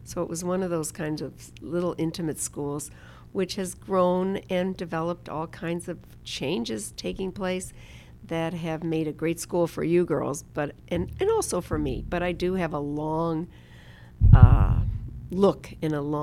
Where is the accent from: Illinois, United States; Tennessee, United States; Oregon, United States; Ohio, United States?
Illinois, United States; Chicago; I grew up in Chicago, to where my mother was from